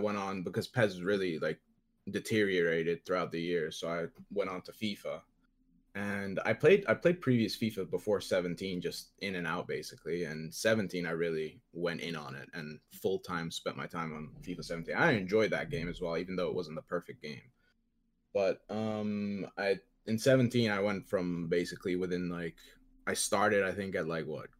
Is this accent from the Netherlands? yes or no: yes; Netherlands; I'm from the Netherlands.